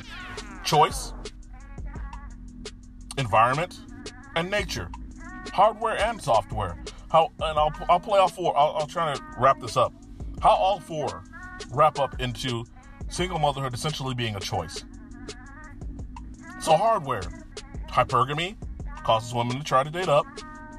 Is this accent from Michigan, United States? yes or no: no; Florida, United States; moved away; My home state is gynocentric